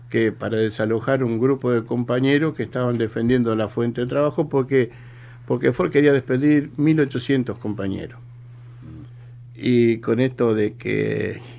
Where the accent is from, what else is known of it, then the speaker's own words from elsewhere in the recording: Tigre, Buenos Aires Province, Argentina; Yo soy oriundo acá de Tigre, Carupa Vieja y Peligro. Y sé que hay muchos compañeros de la zona, del barrio que están escuchando.